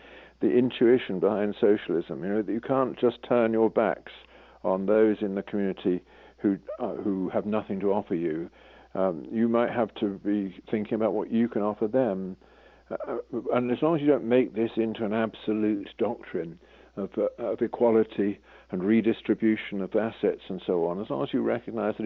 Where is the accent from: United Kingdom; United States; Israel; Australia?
United Kingdom; England; an Englishman